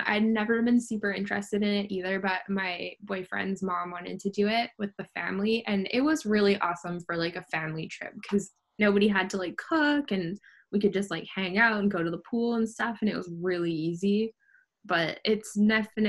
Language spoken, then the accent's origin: English; Canada; also born or lived in United States; now in Mexico; as a Canadian